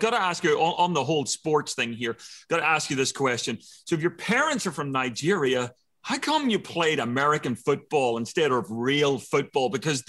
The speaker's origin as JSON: {"language": "English", "country": "Ireland", "said": "I'm an Irishman, married to a French woman"}